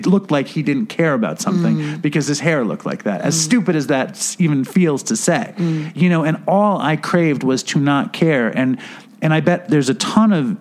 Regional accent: New York City, New York, United States; I'm from Manhattan.

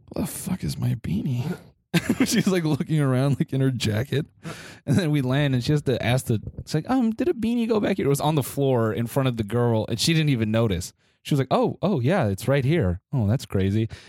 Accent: United States; being American

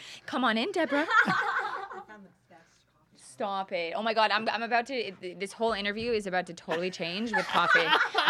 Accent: Calgary, Alberta, Canada; also born or lived in Edmonton; So Calgary, I was born in Edmonton, but Calgary grew up, and then I moved, when did I move? I moved when I was 19.

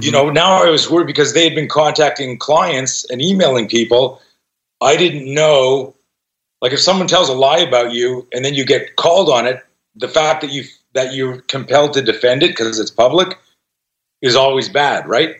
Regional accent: Canada; now in United States; I grew up in Canada, and I just became an American citizen this year

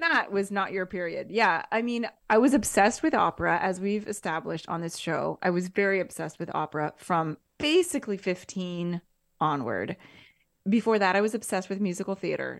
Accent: Seattle, Washington, United States; moved away; I'm from Seattle

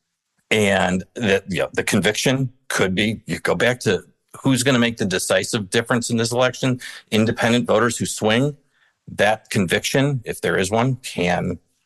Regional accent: outside of Chicago, Illinois, United States; I grew up outside of Chicago

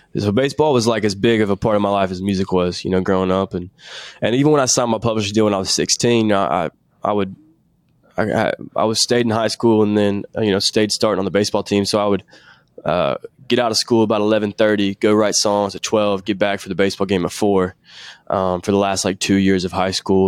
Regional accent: Nashville, Tennessee, United States; I'm from Nashville, Tennessee. And, uh, I've d, lived here my whole life, still live here now

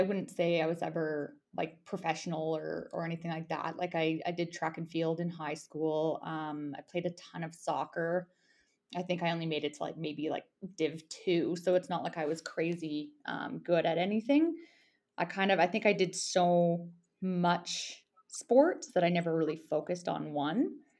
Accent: Airdrie, Alberta, Canada; moved away as an adult; also born or lived in Canmore, Alberta / Bow Valley, Alberta; now in Yukon, Canada; Okay, so I mean, I grew up in Airdrie, Alberta, but my family's initially from the Bow Valley. So kind of roots in Harvey Heights and Exshaw. So I spent a ton of my childhood in Canmore with my grandparents

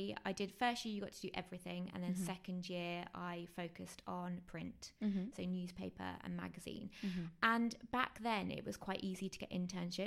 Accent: Worthing, South East England, United Kingdom; moved away as an adult; also born or lived in London; I'm from Worthing near Brighton, mm-hmm, so on the coast

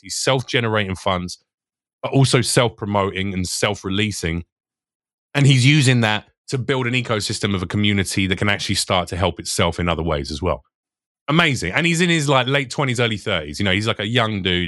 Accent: United Kingdom; moved away as an adult; now in United States; I'm British

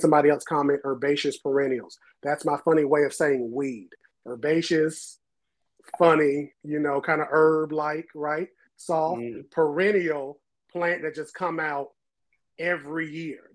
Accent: New Bern, North Carolina, United States; So, um, New Bern to be specific

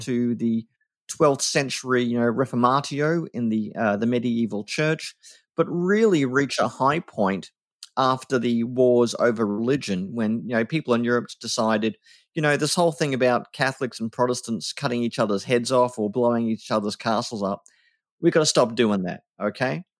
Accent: Australia

